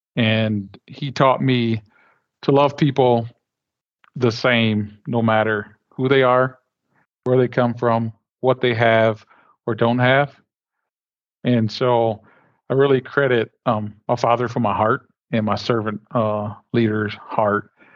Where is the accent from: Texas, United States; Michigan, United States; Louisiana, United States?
Michigan, United States; Flint; I'm born and raised in Flint, Michigan